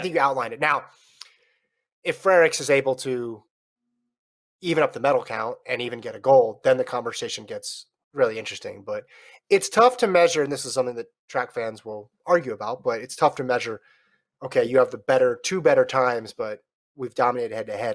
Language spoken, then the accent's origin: English; United States; we're American